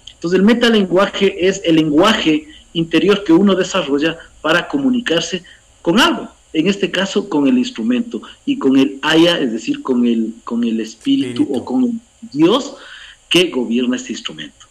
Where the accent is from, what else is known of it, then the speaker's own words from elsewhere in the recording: Cotacachi, Imbabura, Ecuador; also born or lived in Putumayo / Intag; soy de aquí, de Imbabura, en la provincia de Imbabura, en el norte del Ecuador, en el cantón Cotacachi. Eh, tengo 47 años, eh, siempre he vivido aquí en Imbabura